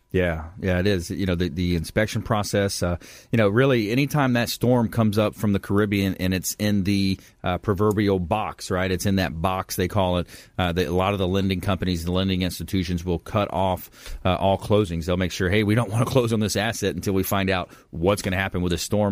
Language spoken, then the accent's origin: English; LaBelle, Florida, United States; it hit my hometown pretty hard, too, man. It hit LaBelle.